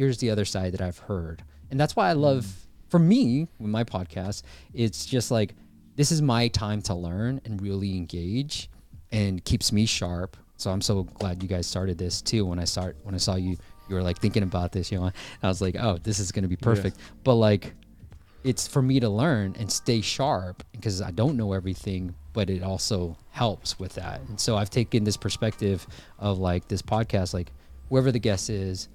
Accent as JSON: {"language": "English", "area": "Bay Area", "region": "California", "country": "United States", "tie": "born or raised there", "also_born_or_lived": "Myanmar", "said": "I grew up in the Bay Area, right? I was born in Burma, Myanmar, came to the States when I was 6 years old, and been in the Bay Area ever since."}